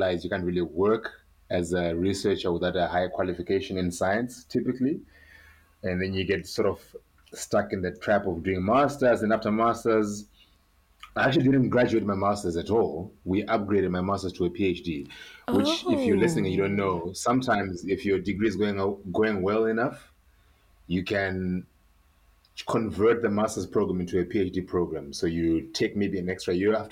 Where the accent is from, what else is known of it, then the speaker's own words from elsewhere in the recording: Harare, Zimbabwe; I'm from Zimbabwe. I grew up in Harare, so I'm a Shona speaker